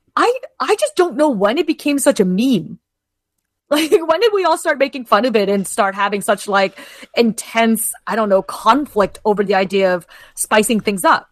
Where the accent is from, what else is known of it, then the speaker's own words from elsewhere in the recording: Kitchener or Waterloo, Ontario, Canada; moved away as an adult; now in Toronto, Canada; I was born and raised in Kitchener or Waterloo, which is only about an hour-ish